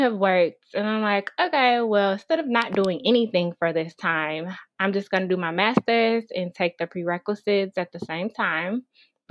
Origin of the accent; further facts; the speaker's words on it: Chicago, Illinois, United States; also born or lived in Dallas, Texas; I'm from Chicago, but I had to, I used to live in Dallas about 3 years ago, but I decided to move back home